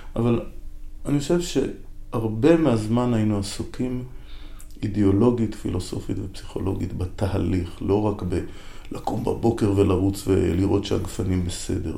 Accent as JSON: {"language": "Hebrew", "town": "Haifa", "region": "Haifa District", "country": "Israel", "tie": "born or raised there", "moved": "yes", "lives_now": "Negev, Israel", "said": "אני בעצם יליד חיפה"}